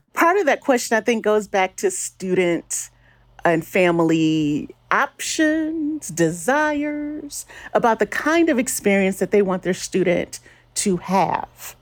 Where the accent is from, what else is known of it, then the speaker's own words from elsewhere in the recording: Detroit, Michigan, United States; now in Salt Lake City, United States; my hometown of Detroit